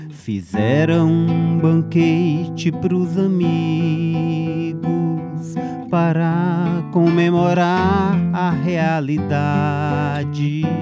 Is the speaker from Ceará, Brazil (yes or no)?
yes; Fortaleza, Ceará, Brazil; moved away; foi quando eu saí de Fortaleza a primeira vez, foi em 94 que eu fui para São Paulo.